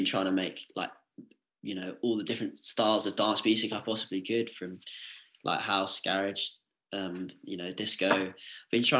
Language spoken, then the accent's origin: English; Essex, East of England, United Kingdom; moved away as an adult; also born or lived in Manchester; I'm from Essex